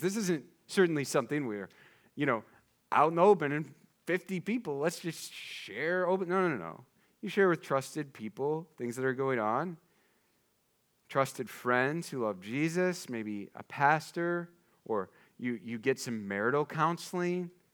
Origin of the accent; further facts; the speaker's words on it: eastern Iowa, United States; my hometown is in eastern Iowa, like, just take thirty all the way to the Mississippi, there's my house.